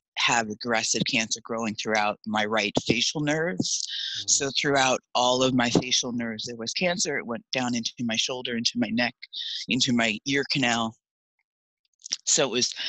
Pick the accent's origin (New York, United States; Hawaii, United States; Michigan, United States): New York, United States; East Islip; So I started out in Long Island, New York, Suffolk County, grew up in East Islip